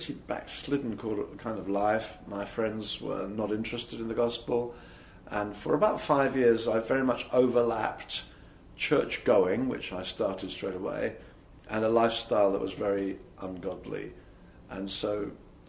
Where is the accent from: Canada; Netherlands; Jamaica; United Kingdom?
United Kingdom; Brighton, South East England; moved away as an adult; I live in Brighton in Sussex. I actually was born there. I lived away from there for 11 years, but have been back since about 1980